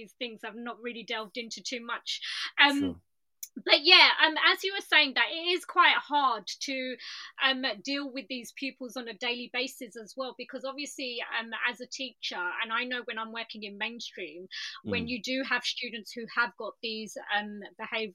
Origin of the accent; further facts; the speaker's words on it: Ilford, London, United Kingdom; I'm from East London as well